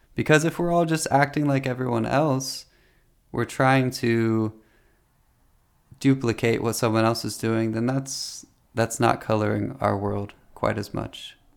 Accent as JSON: {"language": "English", "town": "Delaware", "region": "Ohio", "country": "United States", "tie": "born or raised there", "said": "I grew up in Delaware, Ohio, which it was a more country area than I live in now."}